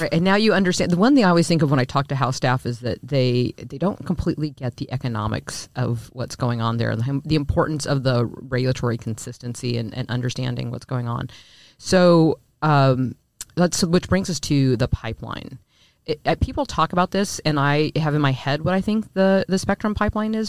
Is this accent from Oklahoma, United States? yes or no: no; Lincoln, Nebraska, United States; I'm from Nebraska I though I'm from Lincoln which I grew up